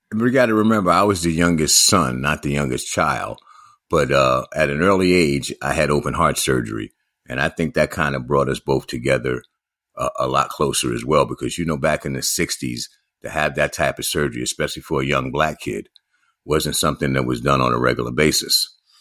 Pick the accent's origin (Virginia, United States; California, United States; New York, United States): New York, United States; New York City; growing up in New York City myself